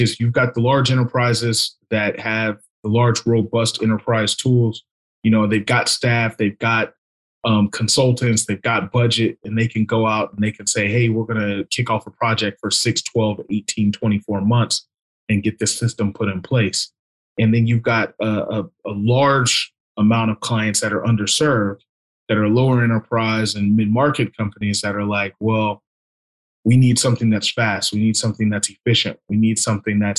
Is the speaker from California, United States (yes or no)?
yes; California, United States; I'm born and raised in California. Always lived in California for the most part